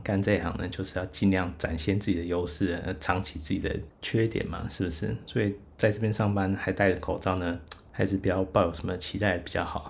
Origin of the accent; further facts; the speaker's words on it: Taiwan; 我不是韩国人，我是台湾人